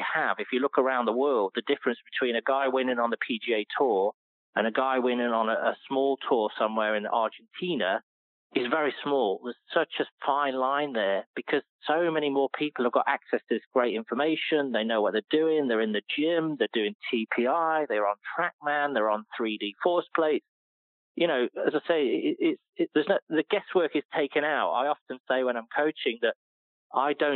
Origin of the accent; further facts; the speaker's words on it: United Kingdom; moved away; being a British person